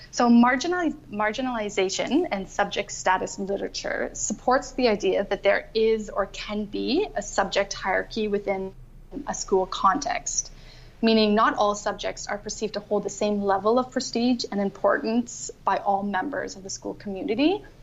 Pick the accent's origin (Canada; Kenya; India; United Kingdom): Canada; moved away as an adult; also born or lived in Ireland; now in Australia; I'm originally from Canada, and I just keep moving further and further away